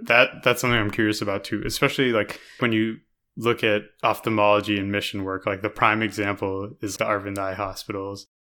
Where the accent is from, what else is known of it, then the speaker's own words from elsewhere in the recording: United States; we grew up in America